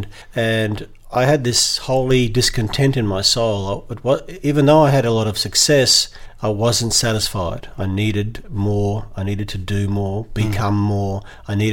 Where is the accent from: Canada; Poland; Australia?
Australia; Western Australia; moved away as an adult; I was born in Western Australia to European migrants, grew up as a Catholic, going to schools in Western Australia